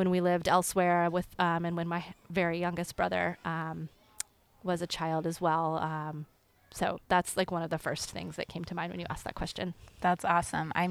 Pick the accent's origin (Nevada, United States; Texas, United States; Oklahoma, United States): Oklahoma, United States; Tulsa; also born or lived in Denver, Colorado; I was born in Colorado, and so my brother and I and my parents lived in Colorado in Denver for six years. We lived there until um, we moved at the age of six, actually, to Tulsa, Oklahoma.